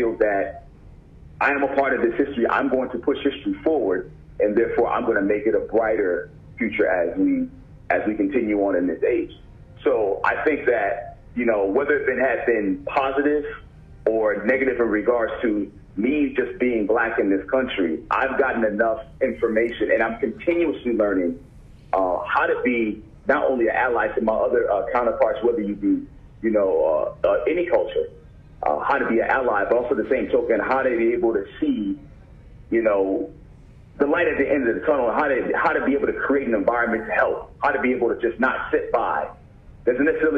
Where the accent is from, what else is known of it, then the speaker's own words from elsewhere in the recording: United States; me growing up as a black man in America